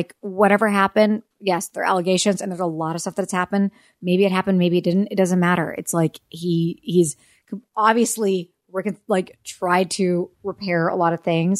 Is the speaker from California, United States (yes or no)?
yes; Orange County, California, United States; I'm from Southern California. I'm not from Los Angeles. I'm from Orange County.